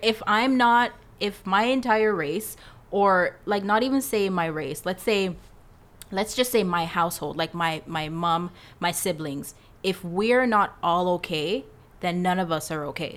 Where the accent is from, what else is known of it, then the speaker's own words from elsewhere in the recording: Canada; also born or lived in Jamaica; I'm Jamaican. Um, I came to Canada when I was seven years old